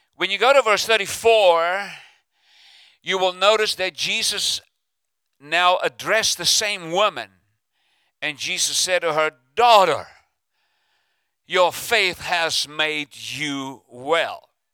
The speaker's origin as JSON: {"language": "English", "country": "South Africa", "moved": "yes", "lives_now": "United States", "said": "I'm from South Africa originally, but uh, I'm stuck in America."}